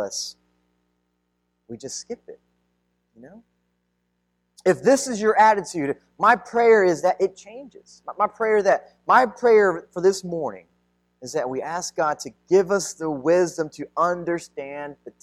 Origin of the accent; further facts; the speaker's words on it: United States; ethnically I'm Filipino, I was mostly raised here in the United States